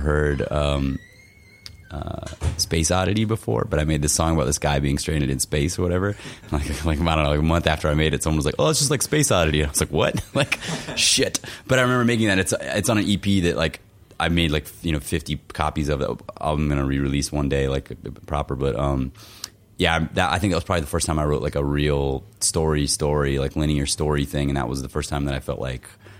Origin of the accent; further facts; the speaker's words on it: Florida, United States; now in Minneapolis, United States; growing up in Florida